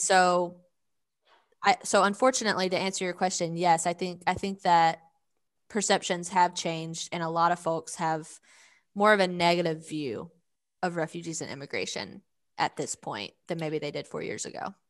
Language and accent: English; Georgia, United States; accent: Southern; first language English; moved away as an adult; also born or lived in Philadelphia; now in Arkansas, United States; I grew up in Georgia and then I moved to Philadelphia